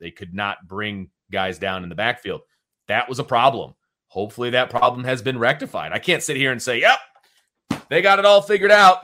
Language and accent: English; around Notre Dame, Indiana, United States; We grew up in Nor-, around Notre Dame